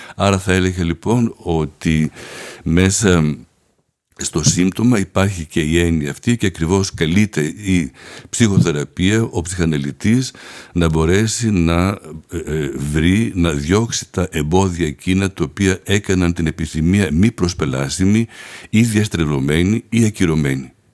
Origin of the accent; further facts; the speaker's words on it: Athens, Attica, Greece; moved away as an adult; also born or lived in Paris, France; Γεννήθηκα στην Αθήνα